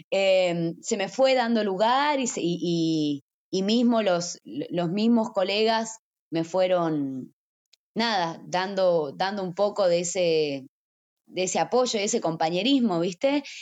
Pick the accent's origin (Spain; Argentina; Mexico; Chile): Argentina; Salta; No, soy de, de Salta Capital, que es, que es una, una ciudad, una, una pequeña